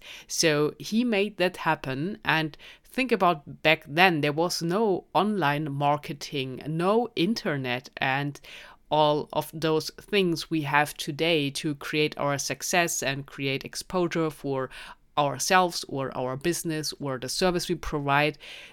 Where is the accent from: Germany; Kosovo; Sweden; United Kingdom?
Germany; accent: German; English is a second language; So with my German accent, probably very difficult